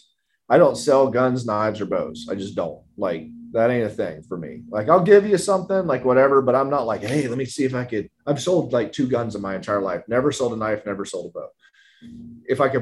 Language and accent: English; South Carolina, United States; That's kind of my home state